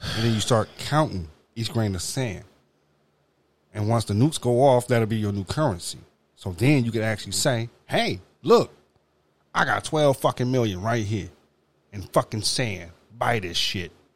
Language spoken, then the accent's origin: English; Detroit, Michigan, United States; I grew up on Mac and Van Dyke